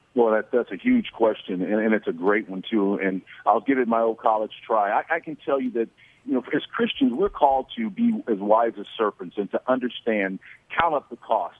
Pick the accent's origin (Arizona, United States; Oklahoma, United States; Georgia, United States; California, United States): Oklahoma, United States